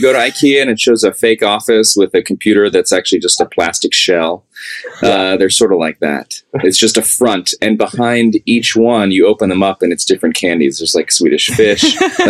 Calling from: Waco, Texas, United States; I'm in Waco, Texas at St. Albans Episcopal Church in our new offices.

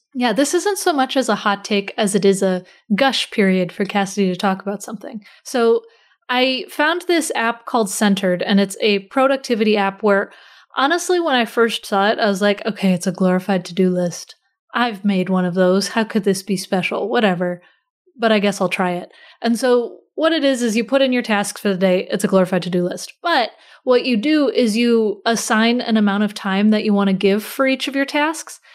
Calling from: near Baltimore, Maryland, United States; I'm calling in from kind of close to Baltimore.

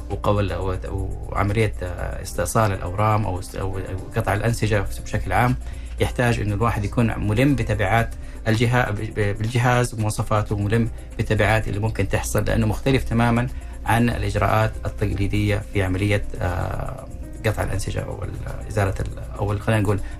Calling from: Najran Province, Saudi Arabia; الله يبقيك من نجران

